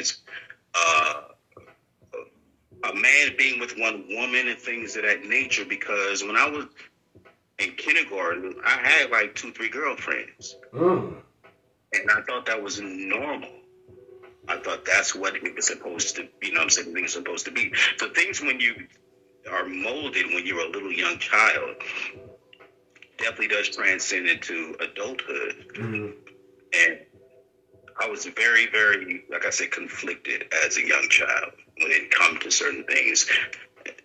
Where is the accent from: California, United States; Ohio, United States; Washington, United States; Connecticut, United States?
California, United States; I'm from California. I'm from Eagle, California